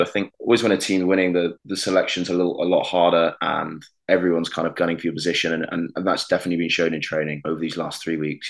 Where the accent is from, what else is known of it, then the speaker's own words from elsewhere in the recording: Hereford, West Midlands, United Kingdom; moved away; also born or lived in Cardiff; I'm from Hereford, which is, you know, as you know, just across the border.